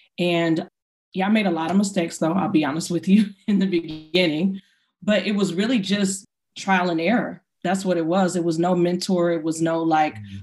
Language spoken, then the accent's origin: English; Inglewood, California, United States; growing up in Inglewood, I would go, you know, get my hair, my braiding hair for the weekend.